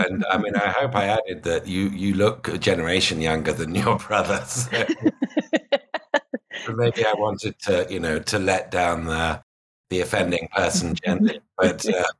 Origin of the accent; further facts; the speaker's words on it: United Kingdom; because I'm British